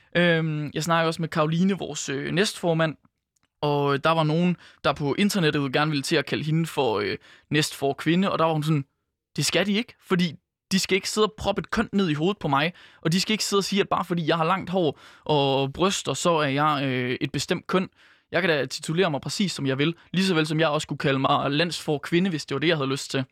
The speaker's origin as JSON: {"language": "Danish", "town": "Skjern", "region": "Central Denmark Region", "country": "Denmark", "moved": "yes", "said": "den lille vestjyske by, hvor jeg for eksempel er fra, der er Skjern på 7.500 indbyggere"}